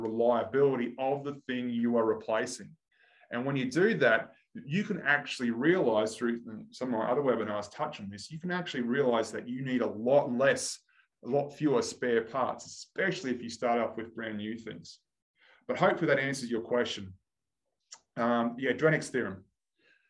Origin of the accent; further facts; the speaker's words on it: Australia; I'm Australian